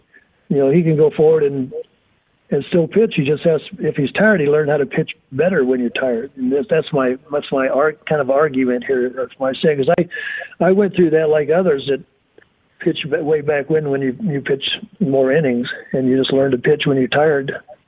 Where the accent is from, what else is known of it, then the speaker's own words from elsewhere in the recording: North Miami, Florida, United States; I was from North Miami, so I was a pool boy in the summer.